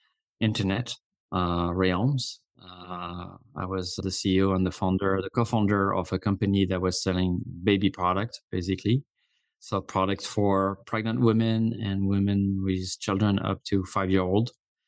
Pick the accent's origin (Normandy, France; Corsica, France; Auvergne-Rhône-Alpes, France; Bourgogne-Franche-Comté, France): Corsica, France; English is a second language; now in United States; And, you know, I've been living in the US for 20 years now. I'm originally from Corsica, a small island in the Mediterranean Sea.